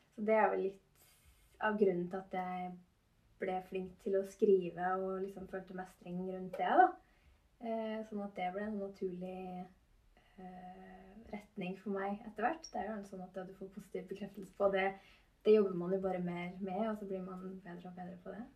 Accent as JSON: {"language": "Norwegian", "town": "Gjøvik", "region": "Innlandet", "country": "Norway", "tie": "born or raised there", "moved": "as an adult", "lives_now": "Trondheim, Norway", "said": "jeg er født og oppvokst"}